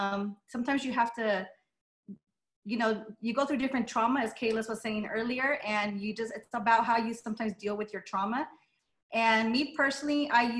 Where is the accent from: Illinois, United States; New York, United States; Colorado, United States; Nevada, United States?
Nevada, United States; Las Vegas; first language Spanish; English is a second language; I'm born and raised in Las Vegas